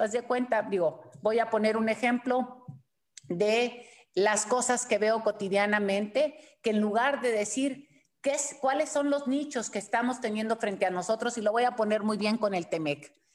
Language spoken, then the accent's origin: Spanish; Mexico